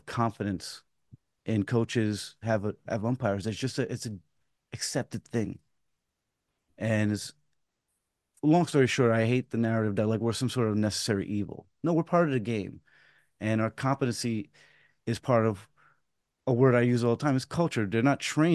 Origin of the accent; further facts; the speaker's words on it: New York City, New York, United States; I grew up in Pelham Bay and Throgneck